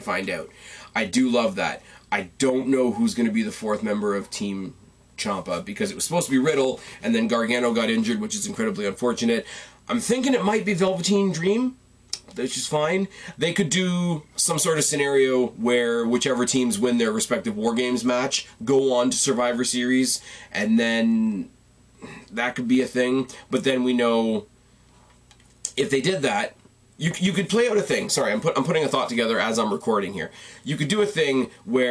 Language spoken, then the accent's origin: English; Canada; I am the Canadian